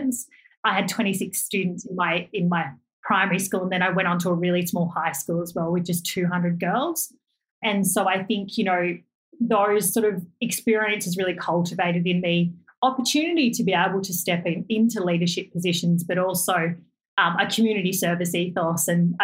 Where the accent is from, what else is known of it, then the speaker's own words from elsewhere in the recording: Canyonleigh, New South Wales, Australia; I grew up in the Southern Highlands of New South Wales in just a rural locality called Canyonleigh.